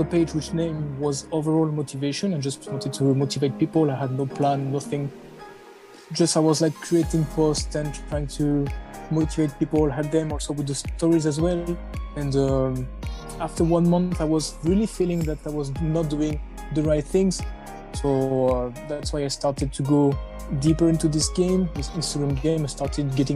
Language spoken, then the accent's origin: English; France; I was born and raised in France